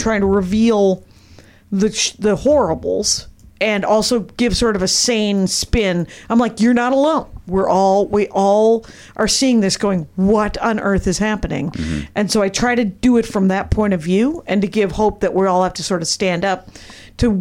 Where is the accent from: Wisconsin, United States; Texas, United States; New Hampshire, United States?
Wisconsin, United States; I was raised in Wisconsin